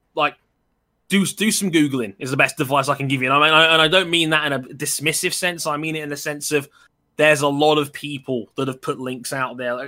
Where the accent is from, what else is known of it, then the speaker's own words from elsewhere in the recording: London, United Kingdom; also born or lived in Wembley / Southall; I've lived in West London my entire life. I was born in Wembley. I moved to Southall when I was ten